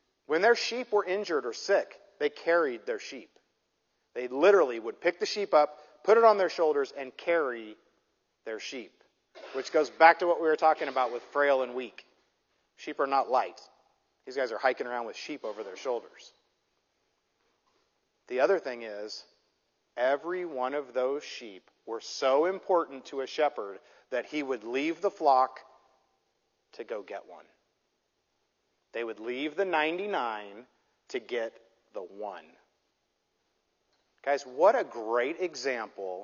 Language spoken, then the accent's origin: English; Midwest, United States; now in Southern California, United States; I grew up in the Midwest